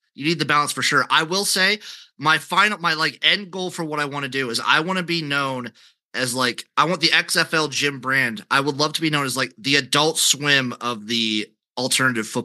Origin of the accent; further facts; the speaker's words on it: Nebraska, United States; I'm from Nebraska